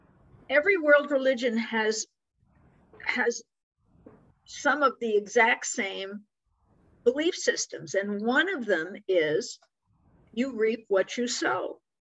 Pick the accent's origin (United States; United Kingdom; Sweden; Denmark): United States; New York; we're both from New York